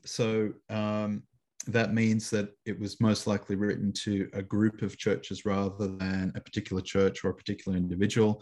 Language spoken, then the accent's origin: English; Canberra, Australian Capital Territory, Australia; moved away as an adult; also born or lived in Chicago / Sydney; I'm living back in my hometown of Canberra, Australia, which is the capital city of Australia